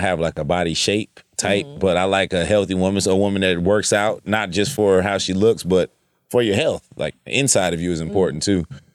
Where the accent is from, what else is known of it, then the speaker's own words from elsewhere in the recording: Los Angeles, California, United States; moved away as an adult; also born or lived in South Carolina; now in Atlanta, United States; I'm from Los Angeles